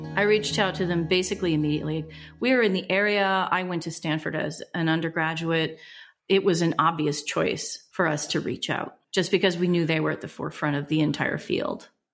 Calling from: Melbourne, Victoria, Australia; also born or lived in Northern California; We are calling from Melbourne, Australia, where we live with Egan

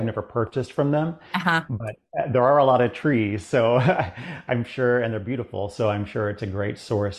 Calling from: Chapel Hill, North Carolina, United States; Well, I'm really based out of Florida, but I'm in Chapel Hill, North Carolina right now. I'm working on a few projects here. So calling right now from Chapel Hill, North Carolina.

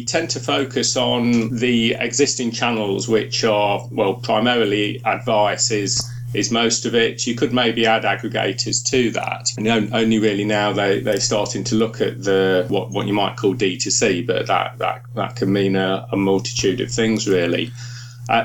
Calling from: York, Yorkshire and the Humber, United Kingdom; We're Skyping from York, my study and my home in York.

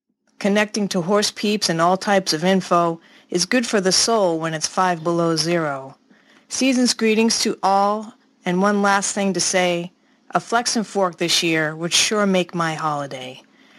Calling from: Loudon, New Hampshire, United States; I'm calling from Loudoun, New Hampshire

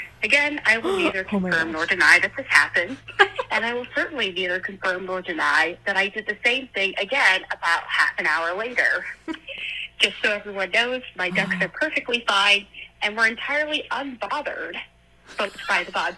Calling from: New Hampshire, United States; I'm calling from New Hampshire

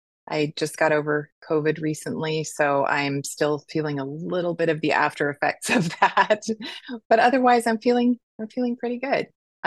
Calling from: San Diego, California, United States; I am joining you from San Diego, California, United States, obviously. It's beautiful here right now.

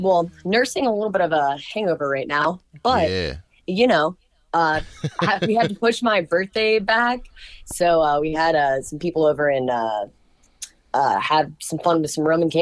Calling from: Nashville, Tennessee, United States

